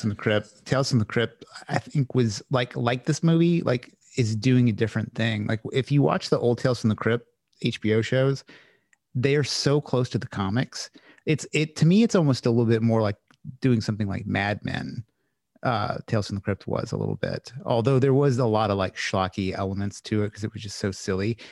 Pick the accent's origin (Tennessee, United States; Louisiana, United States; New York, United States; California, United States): Louisiana, United States; I'm from Louisiana